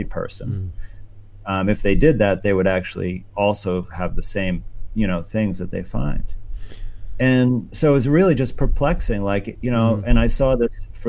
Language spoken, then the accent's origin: English; New York, United States; my home state of New York